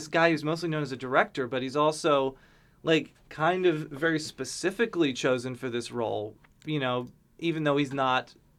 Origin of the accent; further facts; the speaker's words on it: Fort Lauderdale, Florida, United States; I grew up in Fort Lauderdale, Florida.